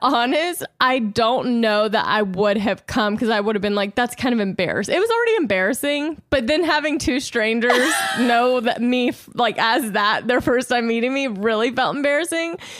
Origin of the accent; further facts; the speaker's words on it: Louisiana, United States; now in Los Angeles, United States; growing up in Louisiana